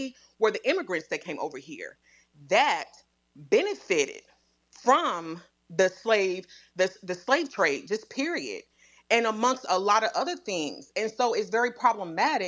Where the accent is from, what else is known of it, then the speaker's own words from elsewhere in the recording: Midwest, United States; I grew up in the Midwest